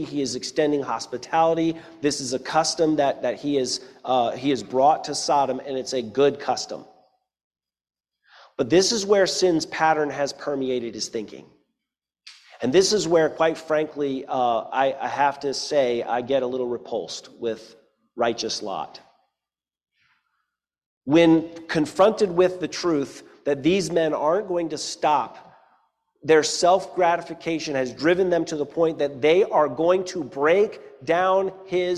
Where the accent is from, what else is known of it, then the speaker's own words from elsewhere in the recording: Eastern North Carolina, United States; I grew up in Eastern North Carolina